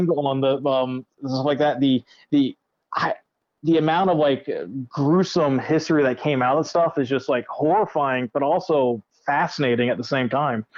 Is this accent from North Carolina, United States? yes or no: yes; Currituck, North Carolina, United States; where I grew up was in Currituck, North Carolina